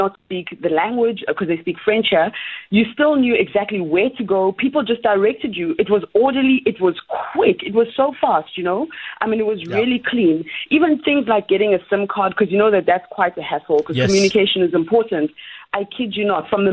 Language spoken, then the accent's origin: English; Uganda; I'm from Uganda